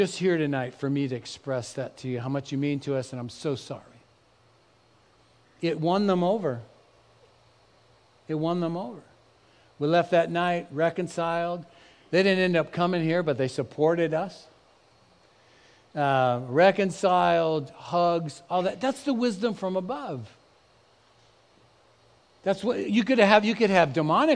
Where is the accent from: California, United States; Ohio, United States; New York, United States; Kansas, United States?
California, United States; Bay Area; also born or lived in Dallas; both Eve and I grew up in the Bay Area